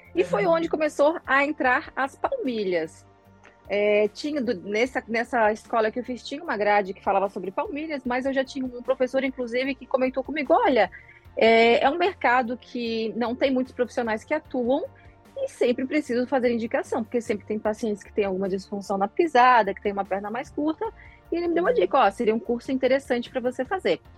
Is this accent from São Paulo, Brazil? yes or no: no; Florianópolis, Santa Catarina, Brazil; Sou de Floripa